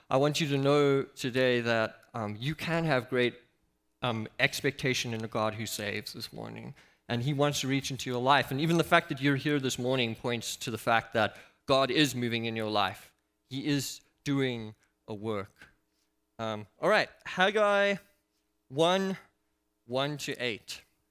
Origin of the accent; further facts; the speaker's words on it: South Africa; And I come from South Africa